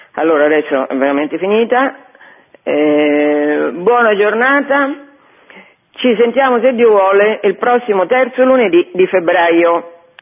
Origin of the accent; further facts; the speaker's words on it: Fabriano, Marche, Italy; Io eh, sono di Fabriano, le, le generazioni che mi hanno preceduto, dei miei parenti, vivevano a Fabriano, che è Marche